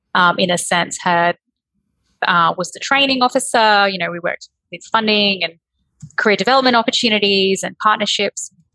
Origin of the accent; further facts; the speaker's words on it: Berry Springs, Northern Territory, Australia; also born or lived in Darwin; I was born in Darwin. Um, I grew up in Berry Springs